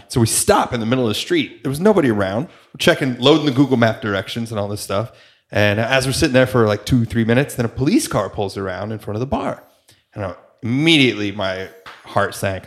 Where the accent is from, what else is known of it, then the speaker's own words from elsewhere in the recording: New York, United States; as a New Yorker